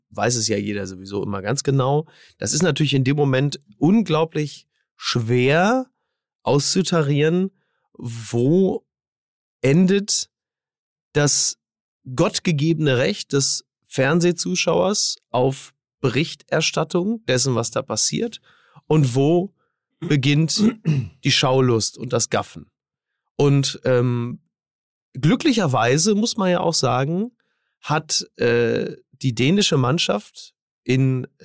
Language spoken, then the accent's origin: German; Recklinghausen, North Rhine-Westphalia, Germany; ich bin in Recklinghausen groß geworden als badender Schwimmmeister.